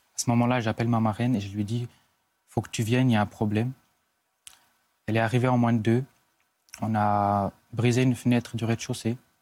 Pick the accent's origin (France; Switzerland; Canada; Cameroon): Switzerland; chez nous en Suisse